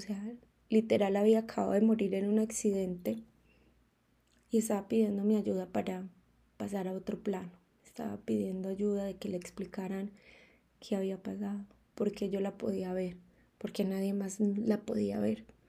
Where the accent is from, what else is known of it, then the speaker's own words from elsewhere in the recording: Colombia; moved away as an adult; now in Mexico; yo partí de mi país natal, que es Colombia, mi amada Colombia